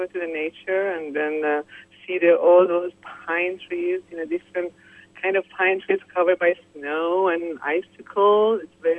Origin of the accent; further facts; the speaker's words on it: Iran; English is a second language; I'm from Persia, Iran.